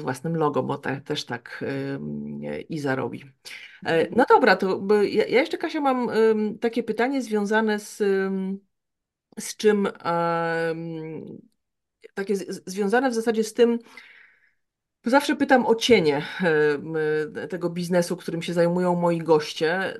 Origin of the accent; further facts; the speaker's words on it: Białystok, Podlaskie Voivodeship, Poland; ja pochodzę z Białego Stoku.